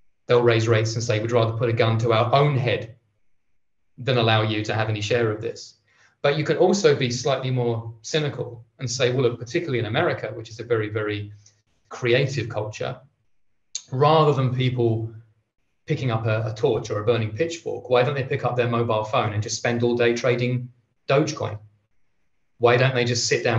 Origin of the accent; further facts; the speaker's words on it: England, United Kingdom; I'm English